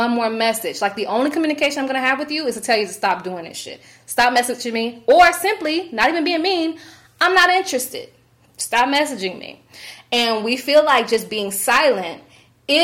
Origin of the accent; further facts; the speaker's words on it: United States; As an American